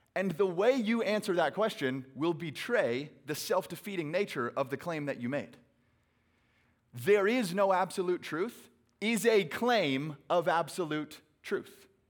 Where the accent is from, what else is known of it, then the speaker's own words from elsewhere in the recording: Phoenix, Arizona, United States; I hail from Phoenix, Arizona, where it is a billion degrees today